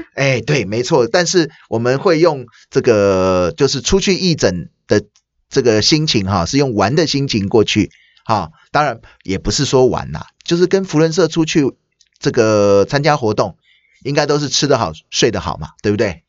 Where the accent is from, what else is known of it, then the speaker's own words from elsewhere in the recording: Taiwan; 我们台湾人